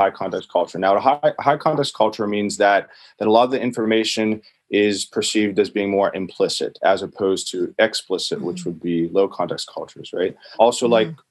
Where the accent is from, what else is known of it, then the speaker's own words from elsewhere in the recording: West Virginia, United States; moved away; I'm originally from West Virginia